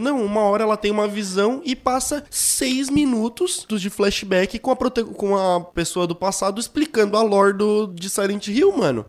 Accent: Brazil; eu sou brasileiro e filho de Deus

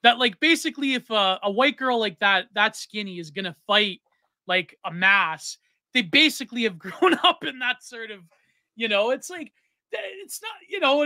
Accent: Canada; I'm Canadian

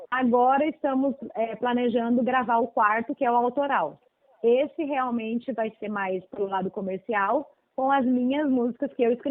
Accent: Rio Grande do Sul, Brazil; como eu sou gaúcha, e a minha cidade é de fronteira, a gente tem bastante aquela coisa ligada às raízes mais latinas.

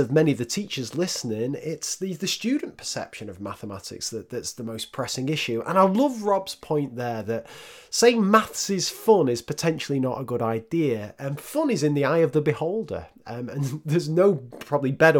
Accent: the north of England, United Kingdom; accent: northern; my northern accent

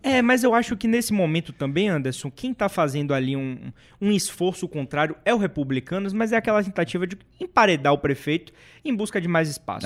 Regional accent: Salvador, Bahia, Brazil; aqui desde que eu nasci no Carnaval de Salvador

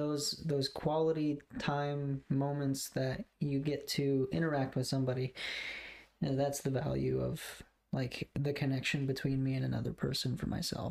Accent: Goshen, United States; born in Goshen, raised here... There was one point in time where we actually almost moved to Oklahoma, like when I was in eighth or ninth grade.

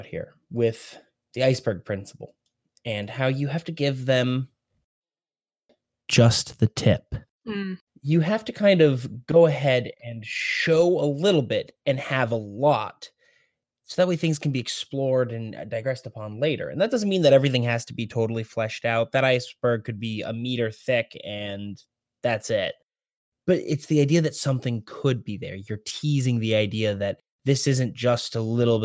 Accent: Rhode Island, United States; I'm from Rhode Island

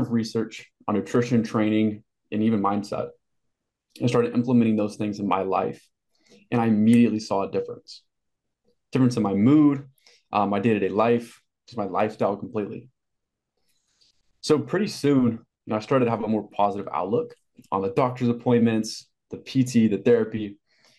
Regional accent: Amarillo, Texas, United States; I grew up in Amarillo, Texas, a very small Texas town

